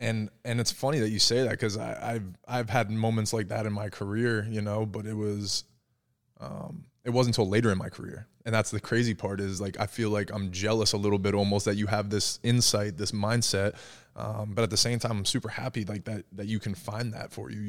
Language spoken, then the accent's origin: English; New Jersey, United States; But I came from New Jersey, and I came down here